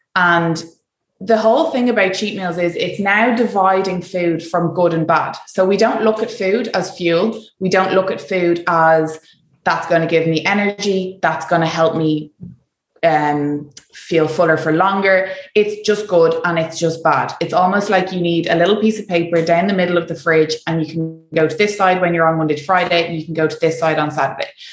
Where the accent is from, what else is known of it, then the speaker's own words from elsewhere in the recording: Ireland; moved away; as Irish